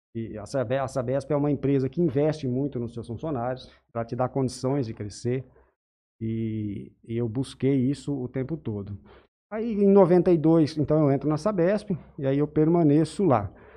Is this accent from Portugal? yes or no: no; Jales, São Paulo, Brazil; moved away as an adult; also born or lived in Monte Alto, São Paulo; Eu nasci aqui na cidade de Jales em 1971